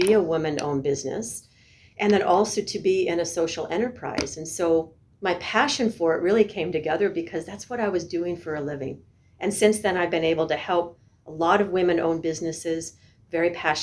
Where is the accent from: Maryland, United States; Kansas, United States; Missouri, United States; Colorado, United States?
Colorado, United States; I grew up in Colorado, went to a local university, studied marketing.